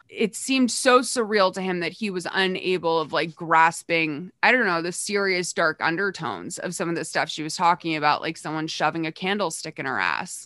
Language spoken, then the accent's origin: English; Massachusetts, United States; I grew up in Massachusetts, which is, like, its own kind of speech impediment